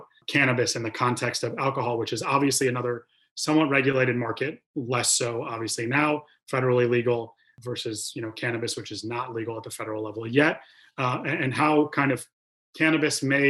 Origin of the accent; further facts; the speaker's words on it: Michigan, United States; I am from Michigan.